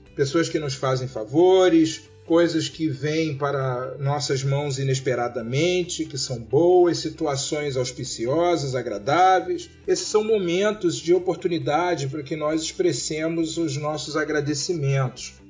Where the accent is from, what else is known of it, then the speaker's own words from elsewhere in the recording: Rio de Janeiro, Brazil; eu nasci, fui criado e vivo no Rio de Janeiro